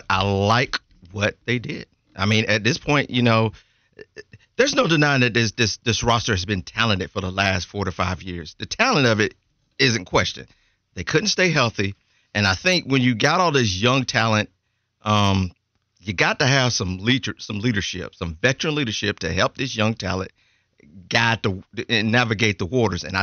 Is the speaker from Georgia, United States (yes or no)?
yes; Georgia, United States; I'm from Georgia.